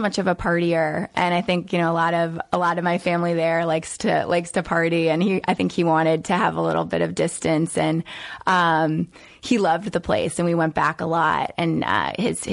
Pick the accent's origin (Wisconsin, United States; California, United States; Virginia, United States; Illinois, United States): Virginia, United States; Northern; also born or lived in Brooklyn, New York / Norfolk, Virginia; And then from Norfolk up to Northern Virginia.